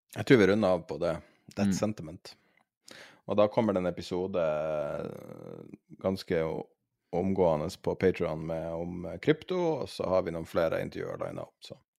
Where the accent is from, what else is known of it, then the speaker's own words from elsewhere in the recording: Norway; som nordmann